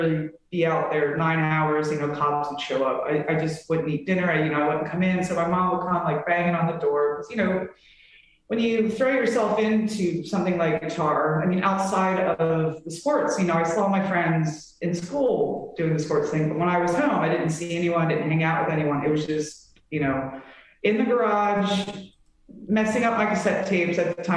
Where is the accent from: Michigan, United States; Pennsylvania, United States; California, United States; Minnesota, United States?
Pennsylvania, United States; Delaware County, near Philadelphia; moved away as an adult; now in Los Angeles, United States; I'm technically from Delco.